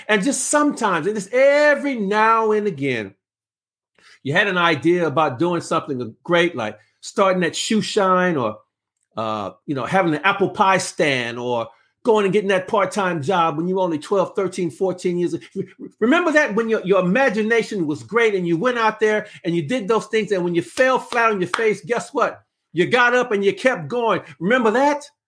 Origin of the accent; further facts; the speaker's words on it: Los Angeles, California, United States; I'm from South Central Los Angeles